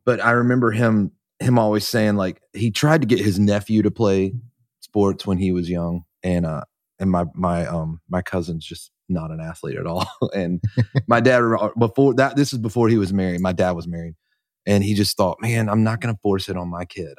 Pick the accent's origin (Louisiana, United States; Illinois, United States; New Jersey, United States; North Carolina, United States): North Carolina, United States; I'm from North Carolina, just a little church in a little country town. like, an hour outside of Charlotte